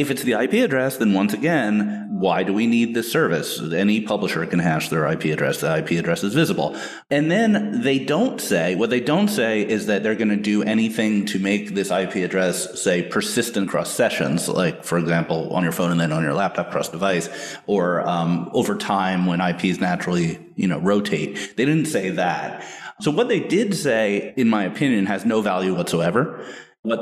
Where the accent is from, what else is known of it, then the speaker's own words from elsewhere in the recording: United States; as an American